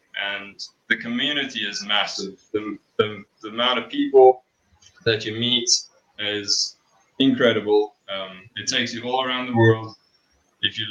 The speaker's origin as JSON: {"language": "English", "town": "Johannesburg", "region": "Gauteng", "country": "South Africa", "tie": "born or raised there", "moved": "as an adult", "lives_now": "Malmesbury, South Africa", "said": "I grew up in Joburg. Pretty much lived my whole life in a suburb. I think it's Melville, just next to Auckland Park."}